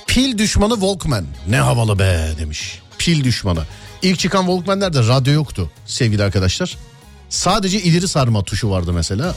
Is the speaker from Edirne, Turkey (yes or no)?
no; Istanbul, Turkey; ben orada doğdum büyüdüm